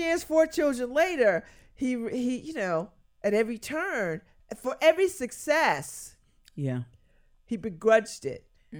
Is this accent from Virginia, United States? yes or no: no; Connecticut, United States; And they thought that I was to the manor born because I was from Connecticut and I was black and I spoke well.